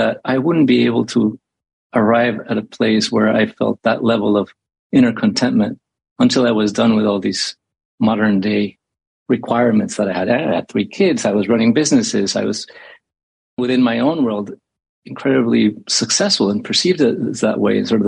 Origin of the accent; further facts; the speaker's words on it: Mexico City, Mexico; I grew up in Mexico City